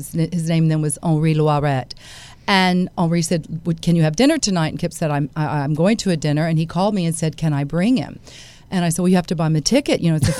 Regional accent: United States; as an American

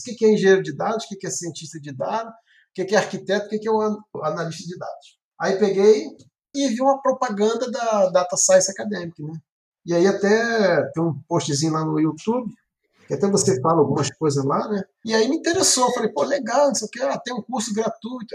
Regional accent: Baixada Fluminense, Rio de Janeiro, Brazil; sou do Rio de Janeiro, da Baixada, de né? cidade de Lopes.

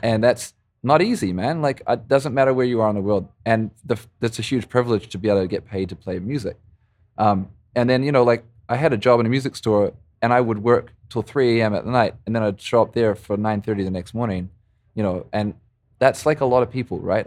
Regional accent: Christchurch, Canterbury, New Zealand; moved away as an adult; also born or lived in Montreal, Canada; now in Vancouver, Canada; growing up in New Zealand

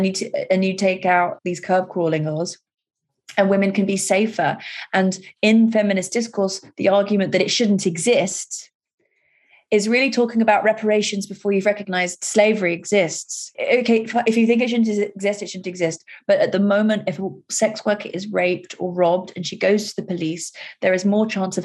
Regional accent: London, United Kingdom; just being a Londoner, and just walking the streets, you know, as a teenager and as a schoolgirl

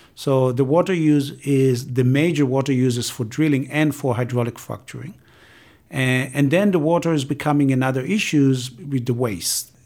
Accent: Israel; moved away as an adult; I'm coming from Israel, and I've been working on water scarcity and water sharing between Israel and Palestinian the Jordan River

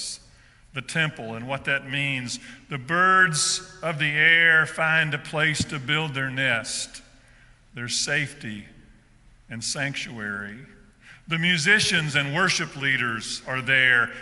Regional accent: South Georgia, United States; I grew up in South Georgia

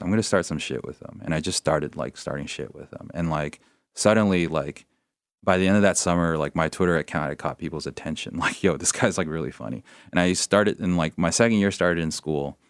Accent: San Gabriel Valley, Southern California, United States; I grew up in the San Gabriel Valley

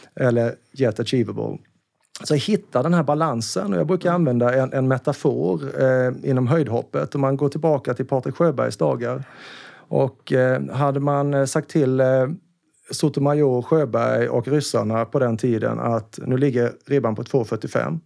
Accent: Karlskrona, Blekinge, Sweden; now in Stockholm, Sweden; Jag är ju från Karlskrona, mm. en liten, liten skärgårdsstad

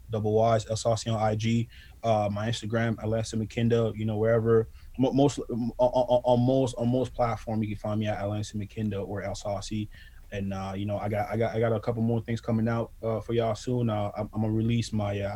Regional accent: Ottawa, Ontario, Canada; I'm from Ottawa

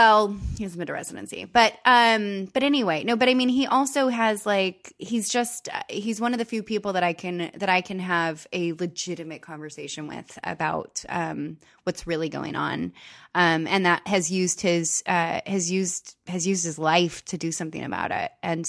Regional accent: California, United States; It's like being a Californian is tits.

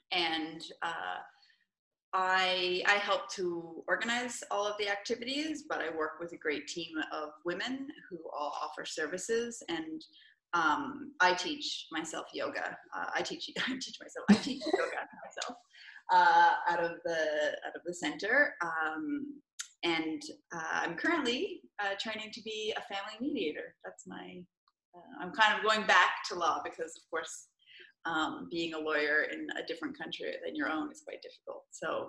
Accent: Newfoundland and Labrador, Canada; moved away as an adult; now in Milan, Italy; So I'm from Newfoundland originally, and I live in Milan, Italy.

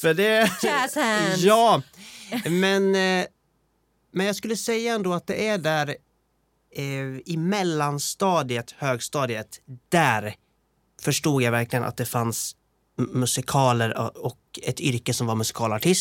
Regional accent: Borlänge, Dalarna County, Sweden; jag som musikalkille fick väldigt mycket av min hemstad. Eh, det fanns en dansstudio, Borlänge dansstudio

